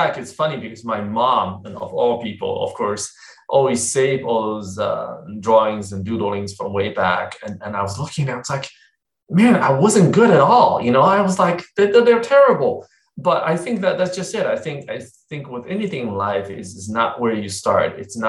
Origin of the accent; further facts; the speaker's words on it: Texas, United States; also born or lived in China; So I was born in China way back in the 70s. I know I'm dating myself here. And then I came to the U.S. in the late 80s. I came when I was very young, about, 13. And I grew up in Texas, basically.